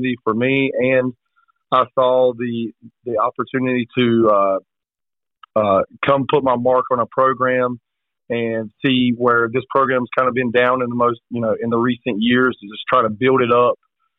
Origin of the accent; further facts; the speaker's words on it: Beulaville, North Carolina, United States; also born or lived in Topsail, North Carolina; I grew up in Duplin County. I'm a Beulahville